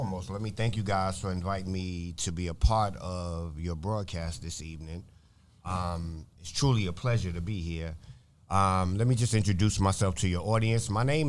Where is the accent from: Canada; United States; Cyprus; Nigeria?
United States; New York City, New York; also born or lived in Manhattan, New York / Brooklyn, New York; I was born in Manhattan. Okay. I spent the first 10 years of my life in Brooklyn. Then I moved to the Bronx